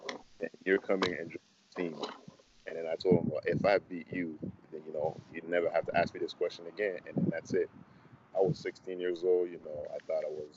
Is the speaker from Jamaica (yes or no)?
no; Mississauga, Ontario, Canada; moved away as an adult; also born or lived in Congo / Montreal, Quebec; now in Houston, United States; I was born in the Congo and then moved to Montreal around the age of 9, and then moved, like, did high school, like end of elementary school, high school, and Mississauga